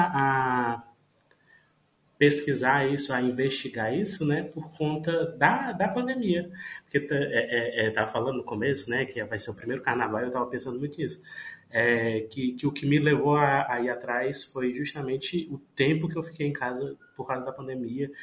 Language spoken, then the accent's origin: Portuguese; Paracuru, Ceará, Brazil; also born or lived in Fortaleza; eu estou morando é, em Paracuru, que é, uma, é a minha cidade natal